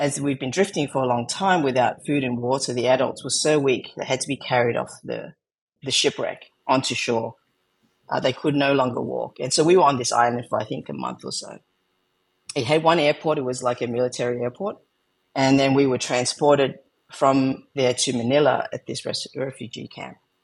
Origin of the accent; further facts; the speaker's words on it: Australia; accent: Australian; also born or lived in Vietnam / Philippines; that's how we ended up growing up in Australia.